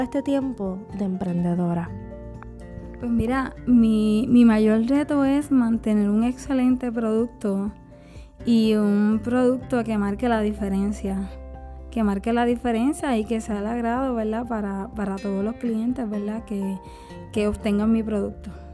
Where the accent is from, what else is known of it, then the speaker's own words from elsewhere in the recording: Juana Díaz, Puerto Rico; soy del área de Juana Díaz